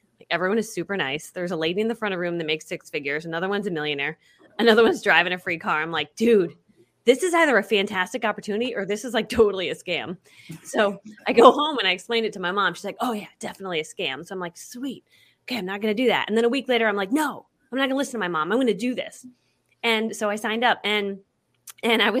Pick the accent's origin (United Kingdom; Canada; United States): United States; Connecticut; I grew up in Connecticut and we were the poor family in town